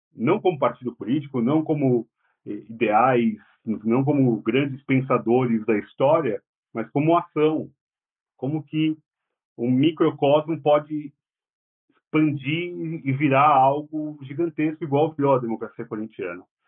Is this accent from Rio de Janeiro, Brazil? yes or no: no; São Paulo, Brazil; Eu sou do Tatuapé, do lado da Penha